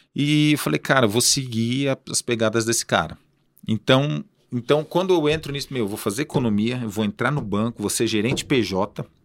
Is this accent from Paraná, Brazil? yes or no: yes; Cambé, Paraná, Brazil; also born or lived in Colíder, Mato Grosso; passei boa parte da minha infância e adolescência em Cambé